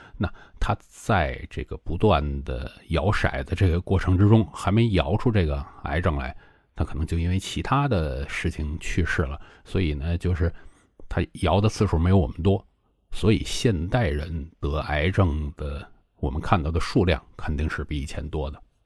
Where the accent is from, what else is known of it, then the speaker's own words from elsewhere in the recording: China; 我们中国人吃的比较多的